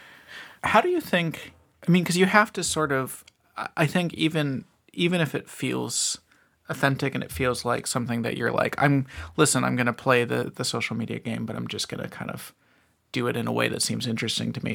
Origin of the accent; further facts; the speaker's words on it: Ventura County, Southern California, United States; growing up in Southern California